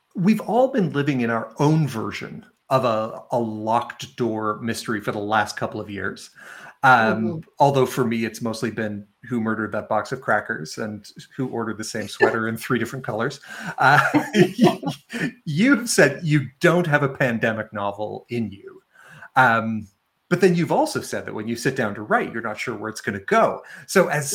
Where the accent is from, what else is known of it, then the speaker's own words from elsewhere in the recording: Sandy Cove, Nova Scotia, Canada; I'm joining uh, uh you and all of our uh, our guests here from uh, from beautiful Sandy Cove, Nova Scotia